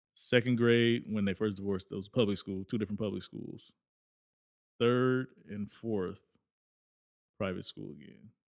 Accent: Lawndale, California, United States; born or raised there; also born or lived in Inglewood, California

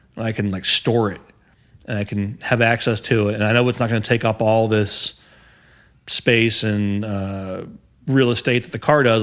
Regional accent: Houston, Texas, United States; I grew up on the northeast side of, uh, Houston

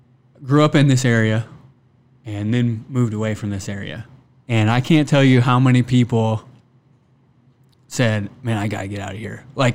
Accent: Iowa, United States; also born or lived in Kansas

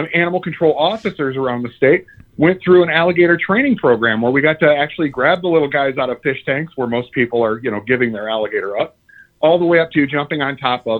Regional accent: Sterling Heights, Michigan, United States; I grew up in Sterling Heights, so I know the area well.

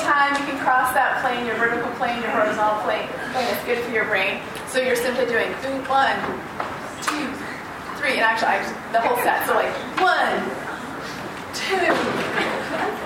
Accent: Holland, Michigan, United States; I'm from Holland, Michigan

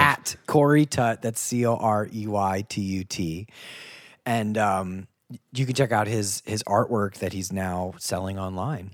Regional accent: Ohio / Kentucky, United States; also born or lived in Boston; I'm from Ohio slash Kentucky.

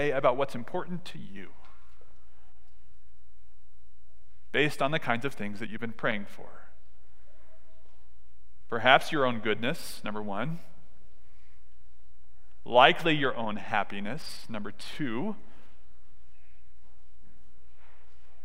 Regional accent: Southern California, United States; I grew up in Southern California

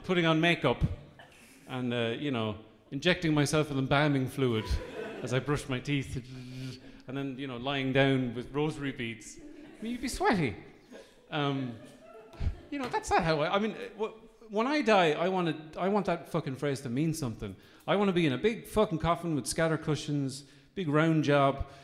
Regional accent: Midlands, Ireland; I come from the Midlands

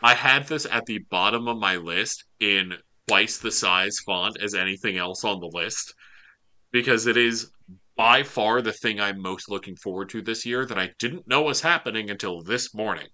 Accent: the South, United States; I'm from the South

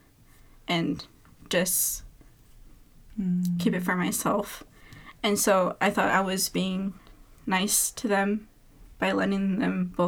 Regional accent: Jefferson, United States; growing up in Jefferson

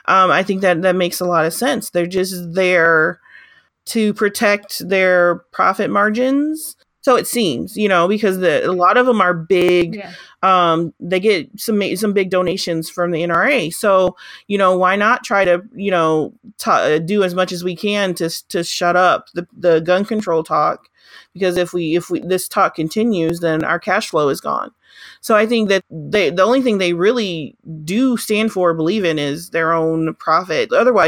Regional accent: Arkansas, United States; I grew up, well, did part of my growing up in Arkansas.

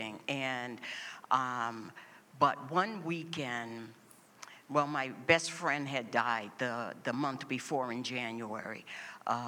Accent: Boston, Massachusetts, United States; I was born and raised here in Boston

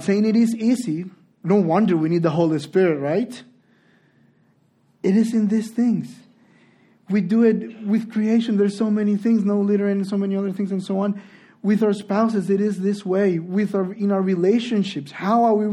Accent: Honduras; moved away; also born or lived in Spain; I'm from Honduras

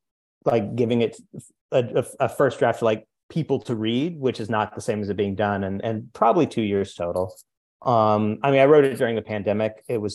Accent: the Ozarks, United States; I'm from the Ozarks originally. So a lot of my earlier work takes place with like poor white criminals, kind of hard scrabble through the world.

